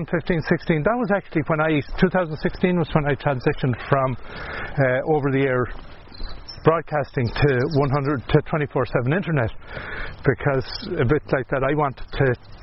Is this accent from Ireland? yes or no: yes; Ballinasloe, Connacht, Ireland; I'm from Bandersloe.